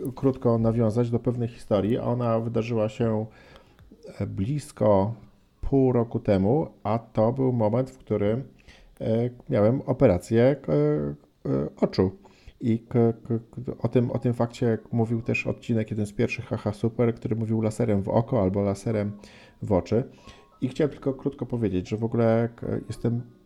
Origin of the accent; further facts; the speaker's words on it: Gdynia, Pomeranian Voivodeship, Poland; koleżankę Magdę z Gdyni, z mojego rodzinnego miasta